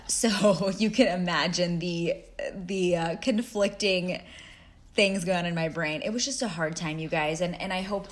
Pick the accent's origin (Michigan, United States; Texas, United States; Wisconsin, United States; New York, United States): Texas, United States; moved away as an adult; also born or lived in Cleveland, Ohio; I moved from Texas, my home, to Cleveland, Ohio